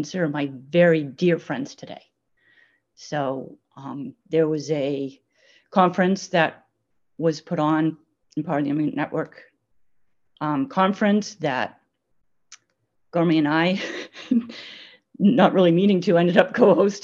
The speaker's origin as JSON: {"language": "English", "region": "Maine", "country": "United States", "tie": "born or raised there", "said": "I was born and raised in Maine"}